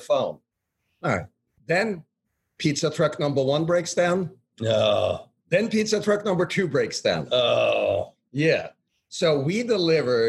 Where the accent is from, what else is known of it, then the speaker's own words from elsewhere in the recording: Norway; moved away; We're all Norwegians. So we formed the powerful company, Nor Partners, because we were Norwegian